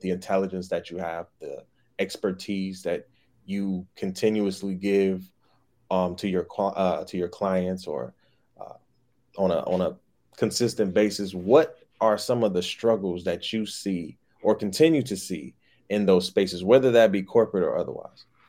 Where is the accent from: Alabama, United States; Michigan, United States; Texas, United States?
Michigan, United States; Detroit; moved away as an adult; also born or lived in Grand Rapids, Michigan; living in Detroit, growing up in Detroit, and then going to college for eight years